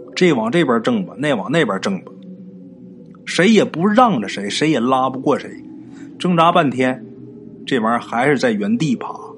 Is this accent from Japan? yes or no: no; Northeast China, China; 也是我的家乡，在咱们东北啊